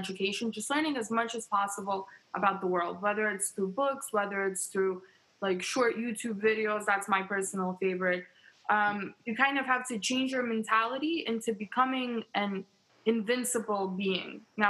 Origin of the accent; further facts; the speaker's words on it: New York, United States; also born or lived in Ukraine; So I was born in Ukraine. My family and I re-immigrated to New York when I was two.